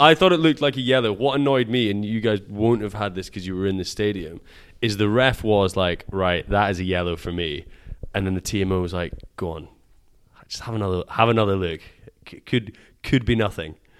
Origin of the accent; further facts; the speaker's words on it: Scotland, United Kingdom; we're Scottish